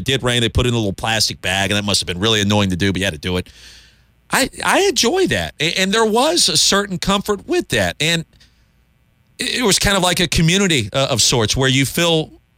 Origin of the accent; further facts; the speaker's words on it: Columbia, South Carolina, United States; I grew up in Columbia